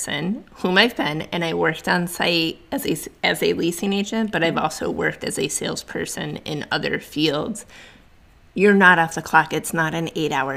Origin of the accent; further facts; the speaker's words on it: New England, United States; moved away; I'm originally from New England, so I'm an East Coast girl